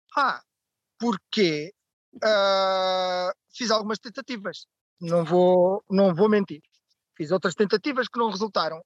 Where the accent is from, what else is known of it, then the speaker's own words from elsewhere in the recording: Barreiro, Setúbal, Portugal; now in Lisbon, Portugal; Eu sou natural do Barreiro, cidade pós-industrial